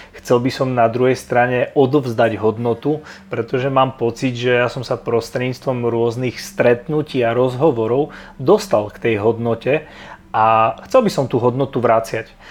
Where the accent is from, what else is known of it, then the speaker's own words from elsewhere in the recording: a small town in eastern Slovakia, Slovakia; ja som obyčajný chalan z malého mesta na východnom Slovensku